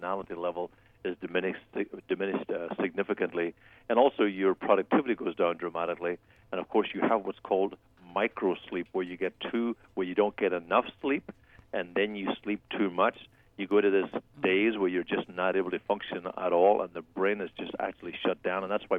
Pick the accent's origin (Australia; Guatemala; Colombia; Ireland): Ireland; now in United States; I'm on Irish time right now. I've been up since 6 o'clock or so watching the soccer from back home because there's 8-hour time difference